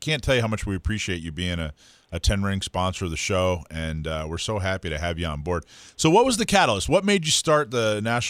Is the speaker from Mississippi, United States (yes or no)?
no; Panama City Beach, Florida, United States; moved away; I grew up in Panama City Beach, Florida.